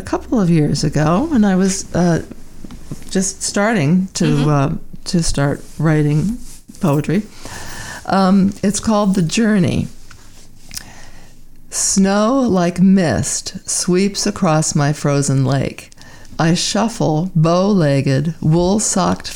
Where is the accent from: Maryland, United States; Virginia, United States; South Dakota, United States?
Maryland, United States; Baltimore; moved away as an adult; also born or lived in Saratoga Springs, New York; now in Canada; as a child, I grew up in Baltimore, Maryland